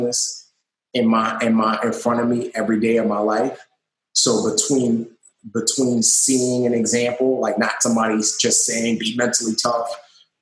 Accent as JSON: {"language": "English", "town": "New York City", "region": "New York", "country": "United States", "tie": "born or raised there", "said": "growing up in the Bronx"}